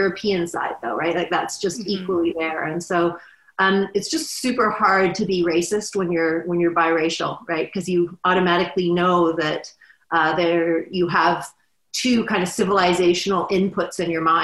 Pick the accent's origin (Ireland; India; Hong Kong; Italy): Hong Kong; also born or lived in England; now in Vancouver, Canada; I grew up in Hong Kong, you know, I spoke and I still speak Cantonese.